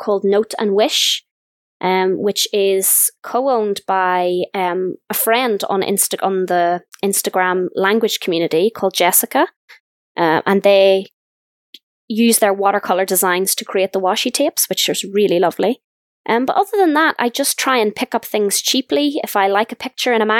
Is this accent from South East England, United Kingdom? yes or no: no; Northern Ireland, United Kingdom; I'm from Northern Ireland